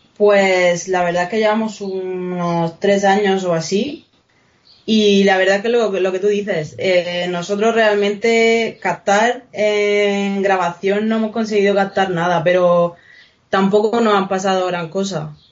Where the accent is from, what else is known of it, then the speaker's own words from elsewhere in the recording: Region of Murcia, Spain; Nosotros es que somos precisamente de Murcia, entonces lo tenemos bastante cerca.